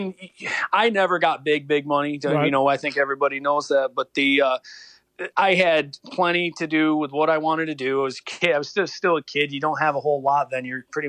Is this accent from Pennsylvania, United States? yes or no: no; Enfield, New York, United States; I grew up in Enfield, New York, which is, you know, so it was small town, man, real small.